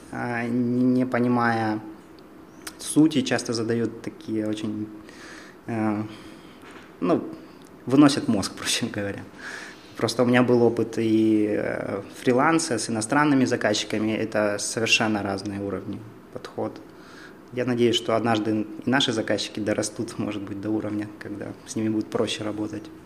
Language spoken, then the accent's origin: Russian; Dimitrov, Donetsk Oblast, Ukraine; moved away as an adult; now in Kharkiv, Ukraine; когда еду в Димитров, свой родной